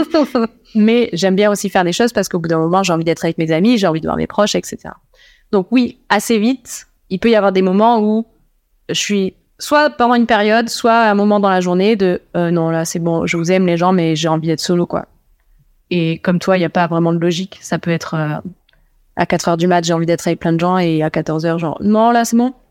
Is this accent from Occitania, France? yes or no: yes; Toulouse, Occitania, France; Je viens de Toulouse.